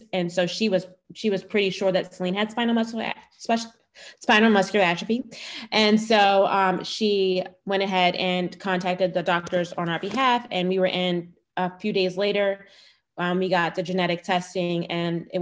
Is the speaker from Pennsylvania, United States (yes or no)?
yes; Philadelphia, Pennsylvania, United States; I am born and raised in Philadelphia and was there for a very long time